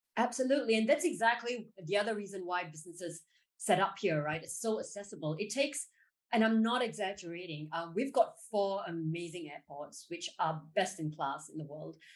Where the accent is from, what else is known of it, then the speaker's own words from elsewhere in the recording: Singapore; I was born in Singapore